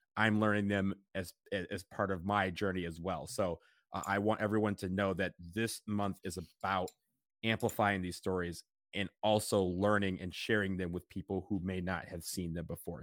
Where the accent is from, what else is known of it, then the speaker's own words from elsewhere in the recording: Detroit, Michigan, United States; now in Columbus, United States; we drove to Detroit, and got to say hi to my hometown